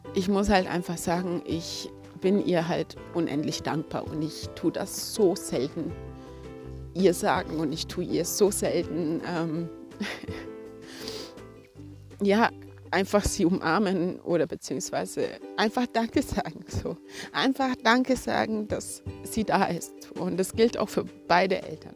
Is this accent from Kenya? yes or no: yes; Kenya; moved away; ich bin auch in Kenia aufgewachsen